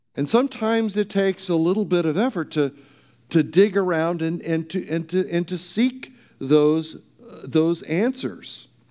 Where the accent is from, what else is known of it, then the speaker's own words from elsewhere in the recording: Arizona, United States; moved away; also born or lived in California; I grew up in Arizona